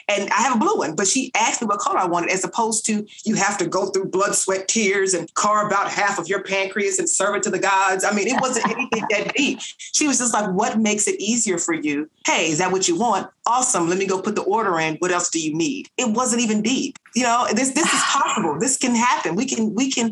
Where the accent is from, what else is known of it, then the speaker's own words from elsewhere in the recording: Nashville, Tennessee, United States; I'm originally from North Nashville